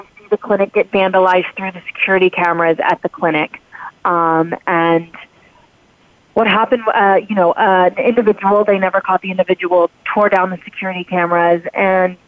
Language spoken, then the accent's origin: English; Texas, United States; moved away as an adult; also born or lived in New York; from Texas originally. I live in Texas again. I just recently moved back here. And so I grew up in a place with similar values